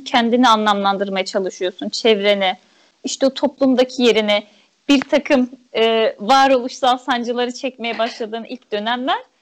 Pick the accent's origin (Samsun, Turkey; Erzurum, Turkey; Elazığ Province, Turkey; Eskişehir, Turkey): Erzurum, Turkey; moved away as an adult; also born or lived in Ankara; ben Erzurumluyum. E, ilkokul öğretmenim de Erzurum'daydı.